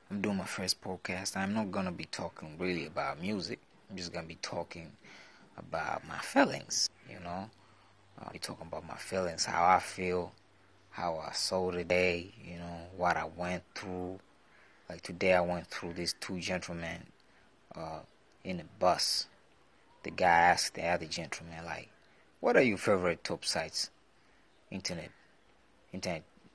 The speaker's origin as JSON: {"language": "English", "country": "Tanzania", "said": "I'm from Tanzania. We speak Swahili out here."}